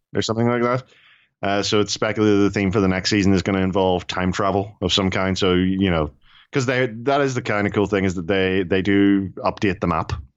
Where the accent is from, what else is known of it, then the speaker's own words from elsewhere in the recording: Ireland; I'm Irish and we're cheap.